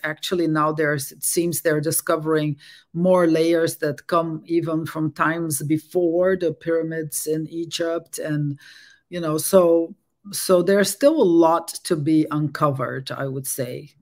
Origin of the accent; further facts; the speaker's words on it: Brazil; English is a second language; moved away as an adult; also born or lived in Netherlands / France; now in Berkeley, United States; I was born in Brazil and I grew up there